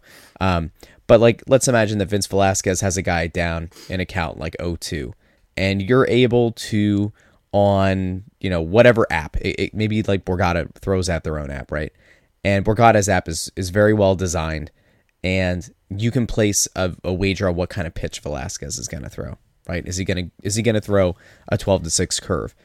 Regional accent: Pottsville, Pennsylvania, United States; I'm from Pottsville

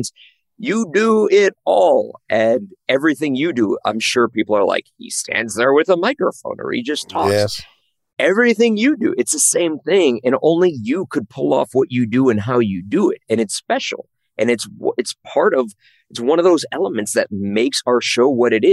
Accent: Chicago, Illinois, United States; I grew up in Chicago

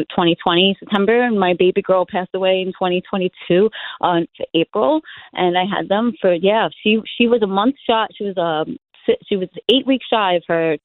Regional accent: New York City, New York, United States; I was born and raised in Benson Earth, Brooklyn, 1982

